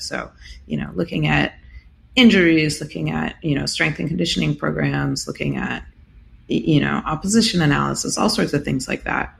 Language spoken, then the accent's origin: English; United States; being American, well versed in baseball